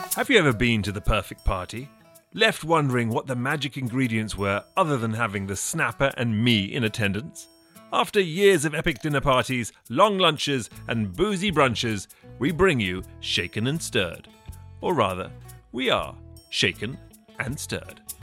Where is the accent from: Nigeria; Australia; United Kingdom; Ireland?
United Kingdom; England; growing up, even as a young Sri, Sri Lankan English boy in England